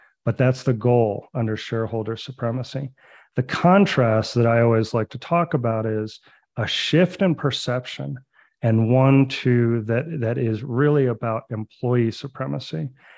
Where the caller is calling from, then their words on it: Santa Fe, New Mexico, United States; So I am calling you from Santa Fe, New Mexico. That is my home base, but our company is based in Denver, Colorado.